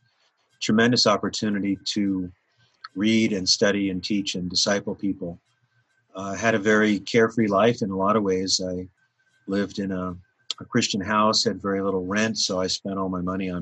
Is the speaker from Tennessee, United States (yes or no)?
no; Anchorage, Alaska, United States; moved away; I was born and raised in Alaska, was born in Anchorage, Alaska